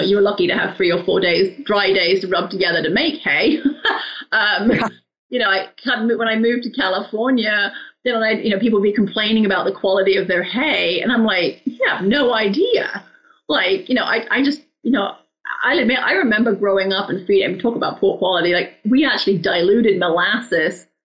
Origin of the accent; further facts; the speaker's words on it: England, United Kingdom; now in Arizona, United States; I grew up in England